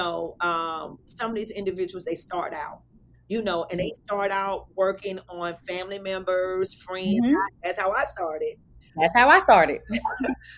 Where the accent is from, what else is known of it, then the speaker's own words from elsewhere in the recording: Alabama, United States; moved away; I'm from Alabama, you know, and so when I went back home and visit during the summers